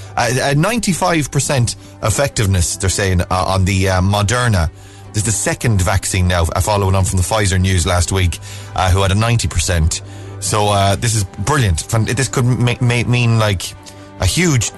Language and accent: English; Ballina, Connacht, Ireland; moved away as an adult; my hometown